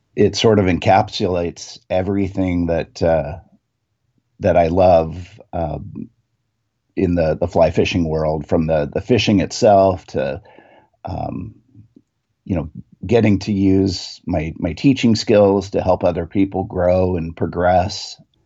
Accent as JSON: {"language": "English", "town": "Renton", "region": "Washington", "country": "United States", "tie": "born or raised there", "said": "I grew up in Renton, Washington"}